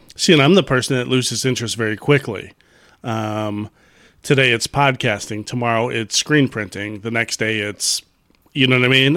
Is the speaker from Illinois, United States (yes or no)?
yes; Chicago, Illinois, United States; I grew up in Chicago